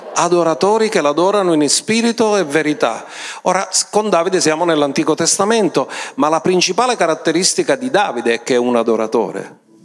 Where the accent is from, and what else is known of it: Sicily, Italy